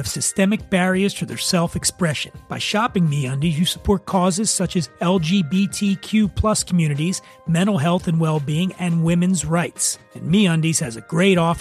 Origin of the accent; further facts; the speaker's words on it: Philadelphia, Pennsylvania, United States; also born or lived in Cheltenham, Pennsylvania; I was born in Frankfurt as well